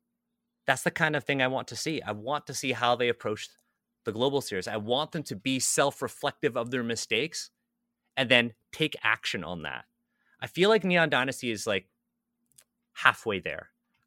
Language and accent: English; Canada; I'm a Canadian born Chinese.